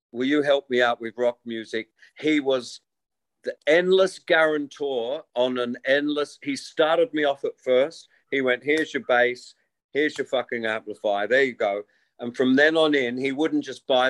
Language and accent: English; Wollongong, New South Wales, Australia; born or raised there